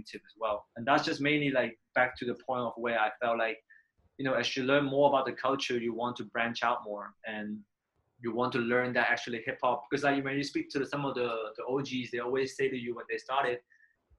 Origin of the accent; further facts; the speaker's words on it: Manchester, North West England, United Kingdom; moved away as an adult; also born or lived in Korea; now in Hong Kong; I grew up in Manchester